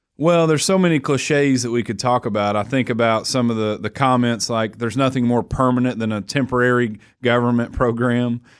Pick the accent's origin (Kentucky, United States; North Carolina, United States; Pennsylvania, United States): Kentucky, United States; Somerset; to lead and serve my hometown